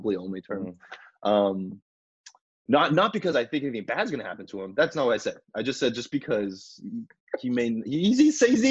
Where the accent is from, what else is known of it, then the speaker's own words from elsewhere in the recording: United States; moved away; as an American